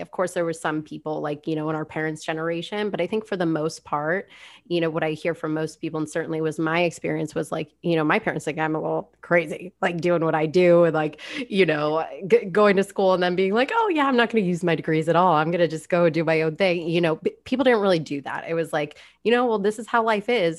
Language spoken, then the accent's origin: English; South Florida, United States; I grew up in South Florida